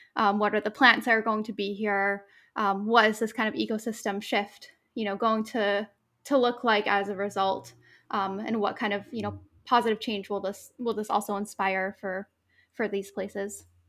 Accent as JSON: {"language": "English", "region": "New England", "country": "United States", "tie": "born or raised there", "lives_now": "Maine, United States", "said": "growing up in New England"}